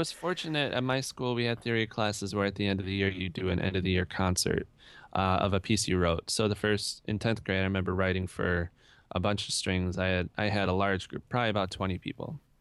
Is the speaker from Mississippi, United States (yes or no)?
no; Rochester, New York, United States; I grew up in Rochester, New York, which I feel is a great place to grow up